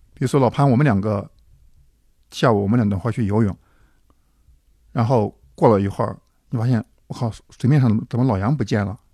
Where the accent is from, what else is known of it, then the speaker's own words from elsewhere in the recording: Hanzhong, Shaanxi, China; moved away; 我们老家的汉中